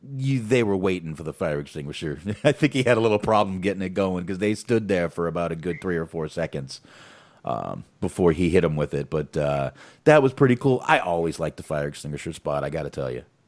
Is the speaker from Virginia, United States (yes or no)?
no; Boston, Massachusetts, United States; moved away; I was born in Boston